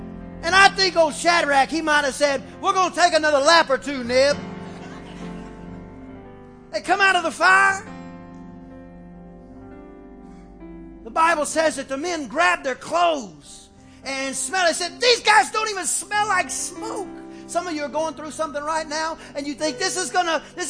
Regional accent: Texas, United States; we're from Texas

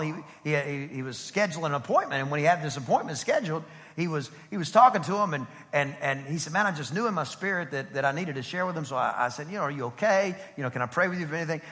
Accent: East Texas, United States; I'm from East Texas. Almost Louisiana, but glory to the Lamb of God, I'm not

